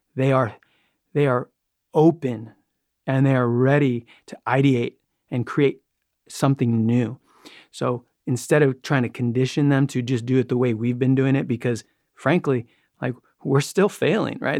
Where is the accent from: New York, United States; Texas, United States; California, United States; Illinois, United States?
New York, United States; I grew up in New York